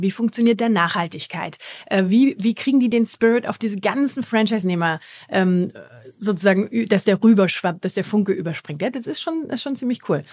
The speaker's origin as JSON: {"language": "German", "country": "Germany", "said": "als Deutscher"}